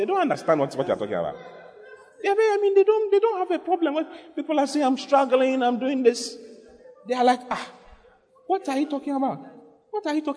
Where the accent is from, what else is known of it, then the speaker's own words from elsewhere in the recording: Ghana; my hometown, where my mother comes from, is the hometown where all gambling in Ghana comes from